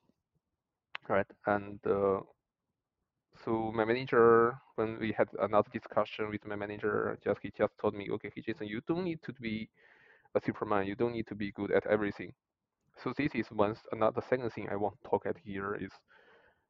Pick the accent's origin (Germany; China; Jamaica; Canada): China; English is a second language; moved away as an adult; now in Dublin, Ireland; we were students in China